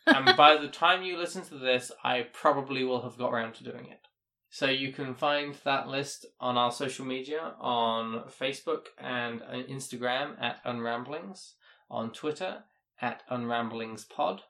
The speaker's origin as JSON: {"language": "English", "country": "United Kingdom", "said": "me being British"}